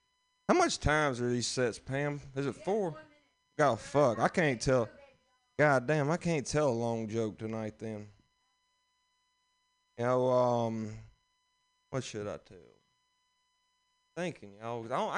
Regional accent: Alabama, United States; But I am from Alabama. Thank y'all. Thank y'all for cheering for Alabama.

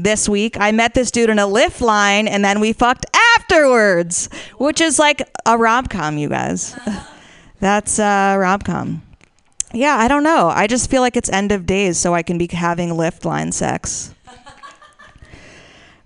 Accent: Washington, District of Columbia, United States; moved away; I'm from Washington, D.C.

